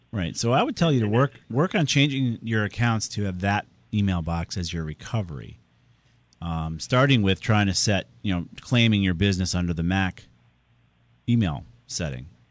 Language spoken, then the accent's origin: English; Southington, Connecticut, United States; my hometown of Southington